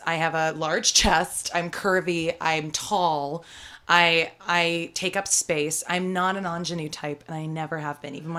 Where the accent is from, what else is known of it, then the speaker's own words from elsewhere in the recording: Nantucket, Massachusetts, United States; I'm from Nantucket, which is a different place.